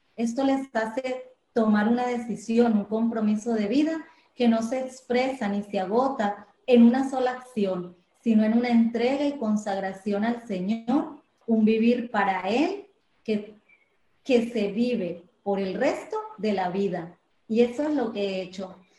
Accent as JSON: {"language": "Spanish", "town": "Medellín", "region": "Antioquia", "country": "Colombia", "tie": "born or raised there", "moved": "as an adult", "lives_now": "Puerto Rico", "said": "nací en Medellín, Colombia, pero vivo actualmente aquí hace 20 años"}